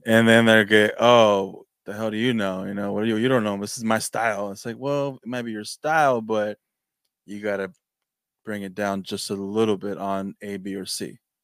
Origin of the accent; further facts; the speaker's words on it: Mexico; now in California, United States; I'm from Mexico